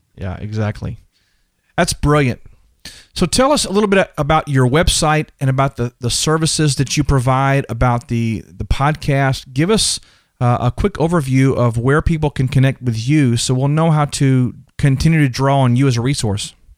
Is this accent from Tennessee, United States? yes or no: no; Texas, United States; I'm from Texas, so we wear cowboy boots and cowboy, uh, hats